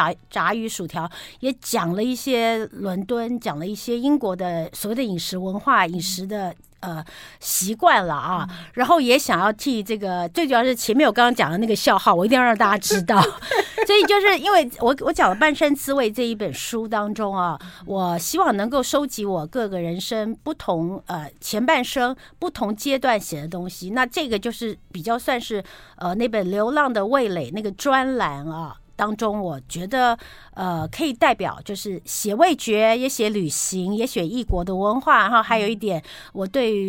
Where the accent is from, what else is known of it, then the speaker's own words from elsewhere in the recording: Taiwan; cod 不是我们台湾人所谓的这个扁鳕或圆鳕